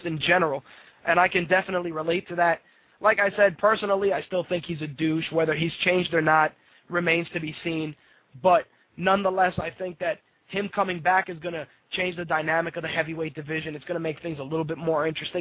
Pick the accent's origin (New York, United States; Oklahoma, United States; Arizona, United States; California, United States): New York, United States; As a New Yorker